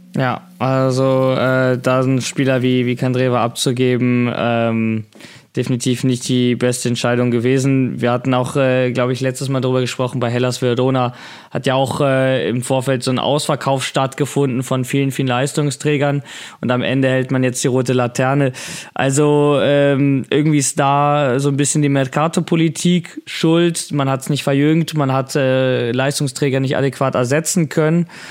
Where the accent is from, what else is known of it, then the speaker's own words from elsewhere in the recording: Hamburg, Germany; als Hamburger